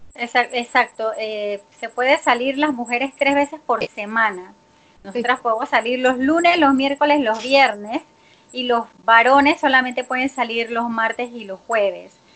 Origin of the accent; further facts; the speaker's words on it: Panama; soy panameña